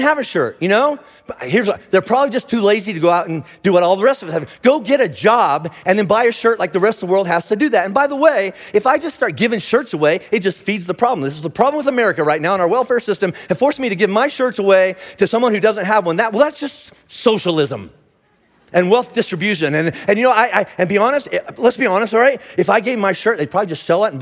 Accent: United States; I'm an American

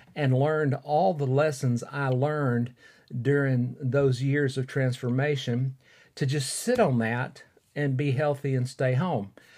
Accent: Fort Payne, Alabama, United States; recording in my hometown of Fort Payne, Alabama

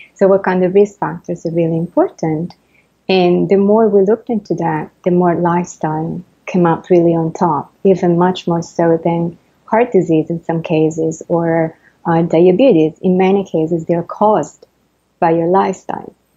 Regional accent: Italy; accent: Italian; English is a second language; moved away as an adult; also born or lived in France; now in New York, United States; I, am Italian, and as I'm sure everybody can, can tell from my accent

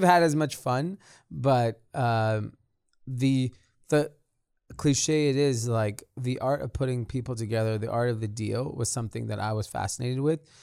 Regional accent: Los Angeles, California, United States; I grew up in a suburb of L A called Granada Hills

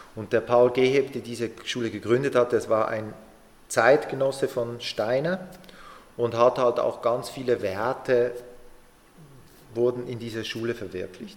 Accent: Basel, Basel-Stadt, Switzerland; moved away as an adult; ich bin aus Basel weg, ich bin da aufgewachsen, habe die Ausbildung gemacht

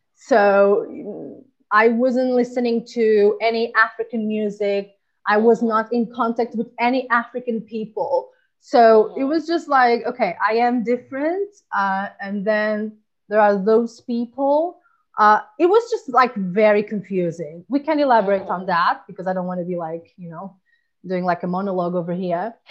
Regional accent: Portugal; moved away as an adult; also born or lived in Angola; now in Spain; I born in Angola and then went to Portugal and then come here to Spain and I've been living here for six years.

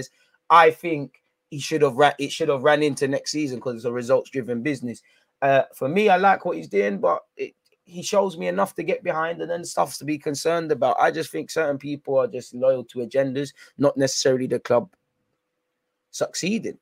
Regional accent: London, United Kingdom; I come from North London

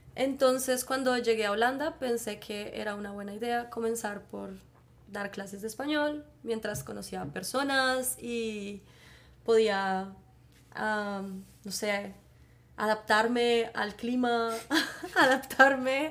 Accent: Bogotá, Colombia; accent: Bogotá; moved away as an adult; now in Netherlands; yo soy de Colombia, por eso mi acento es un poco diferente. En Colombia tenemos muchos acentos, entonces, bueno, mi acento es de Bogotá

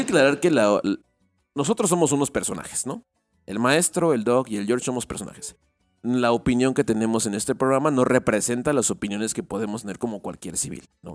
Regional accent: Querétaro, Mexico; yo soy de Querétaro

